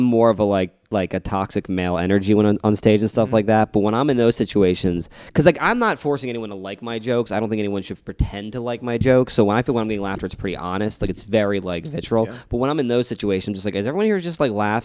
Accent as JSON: {"language": "English", "region": "East Coast", "country": "United States", "moved": "yes", "said": "I come from the East Coast, where it's a very ball-busting kind of, like, area"}